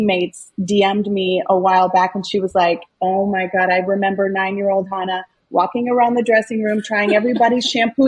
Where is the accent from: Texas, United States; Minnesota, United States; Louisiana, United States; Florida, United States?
Minnesota, United States; Minneapolis; I was born in South Minneapolis. I grew up in South Minneapolis, Minnesota